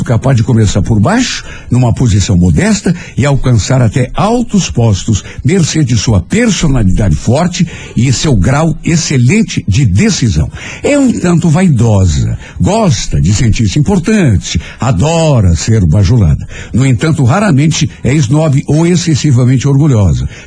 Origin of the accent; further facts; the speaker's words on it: Telêmaco Borba, Paraná, Brazil; Sou de Telêmaco Borba e meu irmão tinha feito isso. Vendeu a casa e voltou para lá.